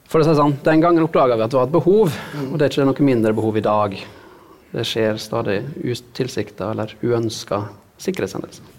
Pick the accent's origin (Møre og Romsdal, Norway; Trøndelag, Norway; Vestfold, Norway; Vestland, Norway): Møre og Romsdal, Norway; Sunnmøre; der jeg vokste opp, i havgapet. På Sunnmøre.